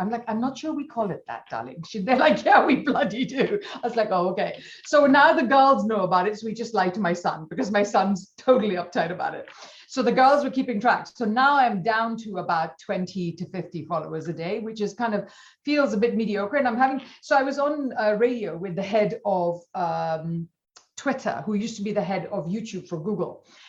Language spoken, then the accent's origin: English; India; So I'm an accidental everything. In that I'm Indian.